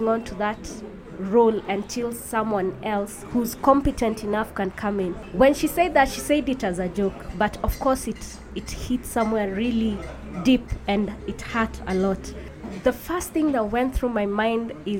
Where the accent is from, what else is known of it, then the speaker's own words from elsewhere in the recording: Nairobi, Kenya; I'm from Nairobi, Kenya